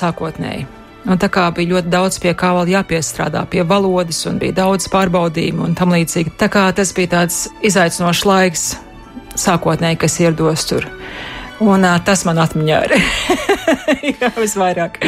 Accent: Bukaiši, Latvia; born or raised there; moved away as an adult; now in United States

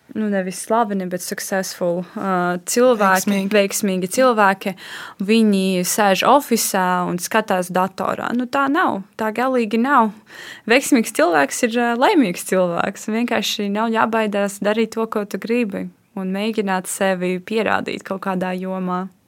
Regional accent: Latvia; es esmu no Latvijas

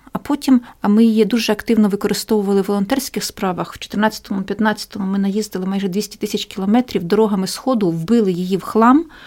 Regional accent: Ukraine

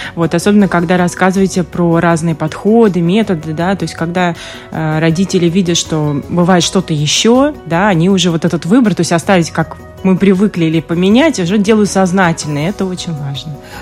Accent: Russia; moved away; я поскольку вот из России, я оттуда

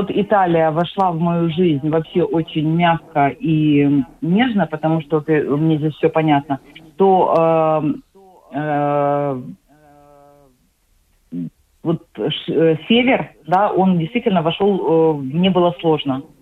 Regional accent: Odesa, Odesa Oblast, Ukraine; moved away as an adult; now in Sweden; Э, когда я уезжала из Одессы, на тот момент у меня уже было

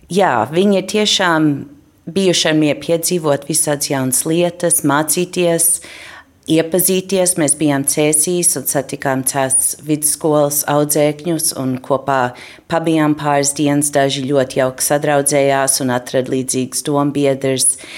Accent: Milwaukee, Wisconsin, United States; Latvian is a second language; un es esmu no Milvokiem, Viskansīnā.

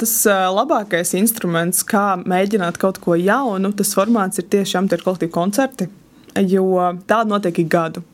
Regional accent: Valmiera, Valmiera Municipality, Latvia; es esmu no Valmieras, braukāju uz Smilteni

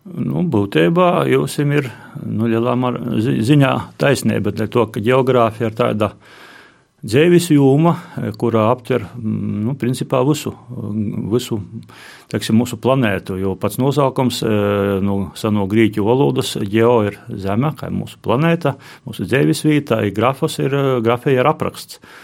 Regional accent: Latgale, Latvia; also born or lived in Riga; latgola ir mana dzimto puse, kur es esmu dzimis, izaugs.

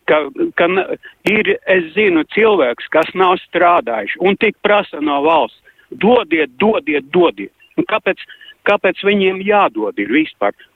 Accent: Riga, Latvia; es pats esmu no Juglas

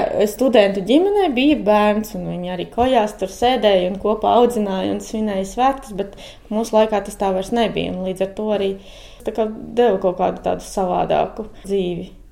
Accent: Mārupa, Mārupa Municipality, Latvia; moved away as an adult; also born or lived in Tukums area; now in Pļaviņas, Latvia; Es arī esmu no Pierīgas, no Mārupas.

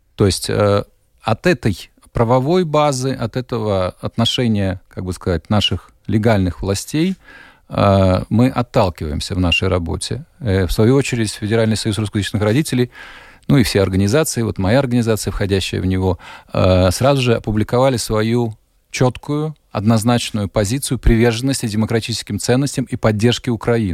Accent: Riga, Latvia; now in Germany; я вот родом из Риги

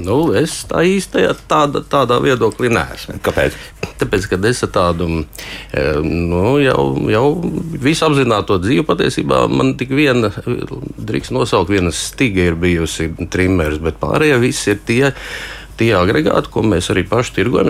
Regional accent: Latvia; es esmu no Latvijas

